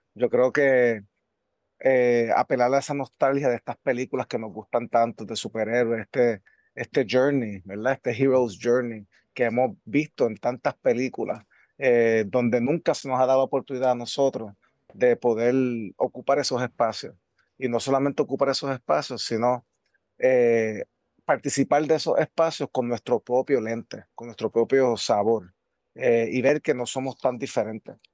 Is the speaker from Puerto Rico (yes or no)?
yes; Puerto Rico; tanto yo como puertorriqueño